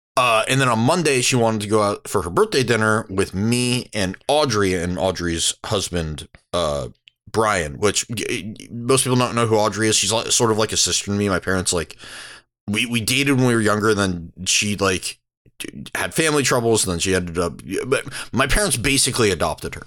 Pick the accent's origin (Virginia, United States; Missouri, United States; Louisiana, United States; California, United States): California, United States; San Diego; now in Portland, United States; I'm from San Diego